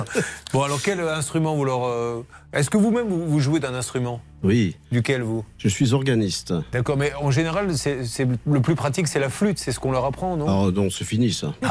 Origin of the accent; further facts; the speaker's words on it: Vichy, Auvergne-Rhône-Alpes, France; je viens de Vichy.